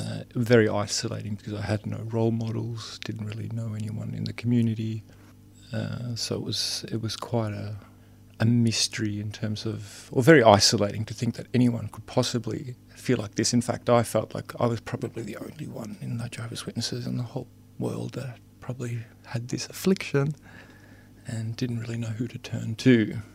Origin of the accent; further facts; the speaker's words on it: Sweden; I'm from Sweden originally. My father was from Finland and my mother was from Sweden. My father immigrated to Sweden in the late 60s.